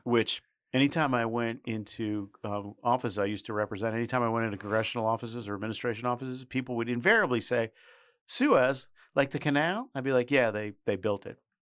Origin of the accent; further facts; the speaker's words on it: New York City, New York, United States; I grew up in New York City